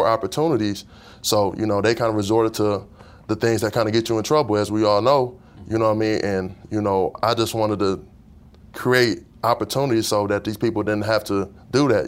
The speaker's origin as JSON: {"language": "English", "town": "Detroit", "region": "Michigan", "country": "United States", "tie": "born or raised there", "said": "I'm originally from Detroit"}